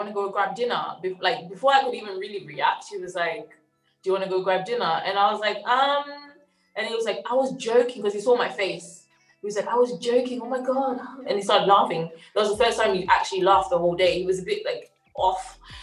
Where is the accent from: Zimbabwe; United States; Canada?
Zimbabwe; I'm from Zimbabwe.